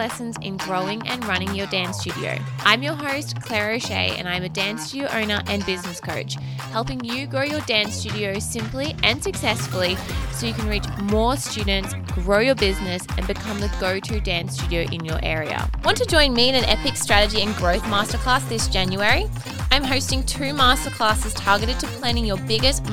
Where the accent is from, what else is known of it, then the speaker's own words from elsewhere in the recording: Australia; as Australian dance studio owners